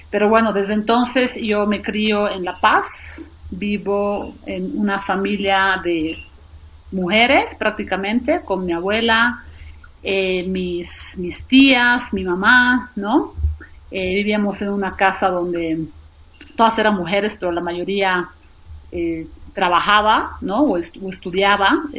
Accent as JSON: {"language": "Spanish", "town": "Sofia", "region": "Sofia City", "country": "Bulgaria", "tie": "born there", "said": "yo nací en Bulgaria, en Sofía, Bulgaria, el 89."}